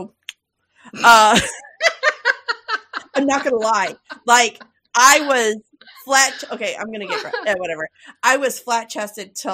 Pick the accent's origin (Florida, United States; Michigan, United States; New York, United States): New York, United States; Tioga Center; My husband and I graduated from Tioga Center in upstate New York and in Tioga County